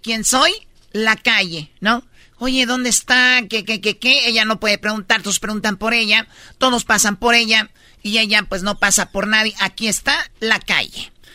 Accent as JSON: {"language": "Spanish", "town": "Tepatitlán", "region": "Jalisco", "country": "Mexico", "said": "soy de Tepatitlán"}